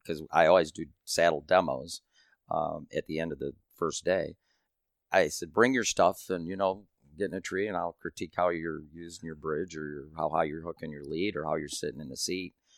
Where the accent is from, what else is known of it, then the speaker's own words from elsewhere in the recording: Michigan, United States; I'm from Michigan